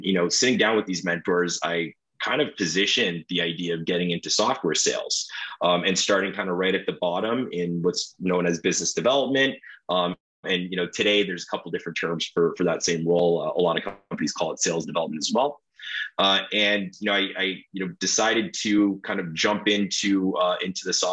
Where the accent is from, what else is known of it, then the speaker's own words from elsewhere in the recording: Toronto, Ontario, Canada; I'm from Toronto, Ontario